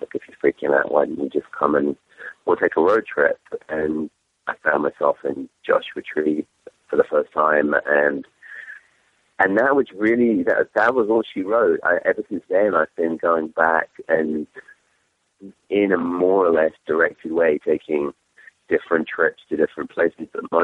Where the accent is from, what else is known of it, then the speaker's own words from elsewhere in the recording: England, United Kingdom; accent: English; my English accent